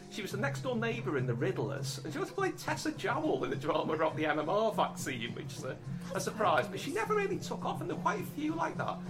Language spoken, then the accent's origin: English; Liverpool, North West England, United Kingdom; growing up in Liverpool